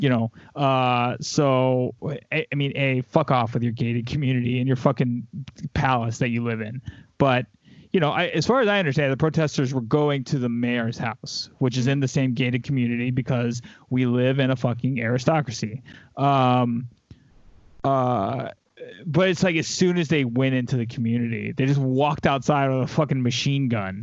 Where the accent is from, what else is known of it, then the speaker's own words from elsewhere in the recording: the South, United States; I grew up in the South